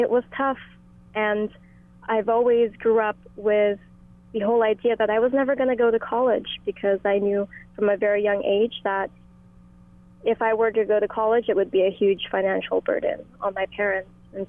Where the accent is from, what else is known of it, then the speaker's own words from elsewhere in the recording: Lahaina, Hawaii, United States; moved away as an adult; now in California, United States; growing up in Lahaina for the past 18 years